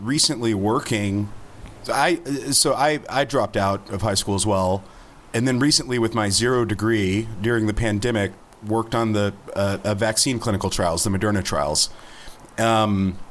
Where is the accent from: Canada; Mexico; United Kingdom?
Canada; Kingston, Ontario; I'm from Kingston